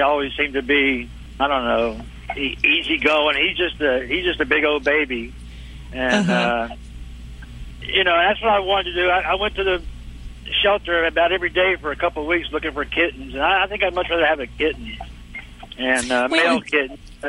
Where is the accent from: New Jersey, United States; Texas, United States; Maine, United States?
Texas, United States; Dallas; I'm from Dallas, though.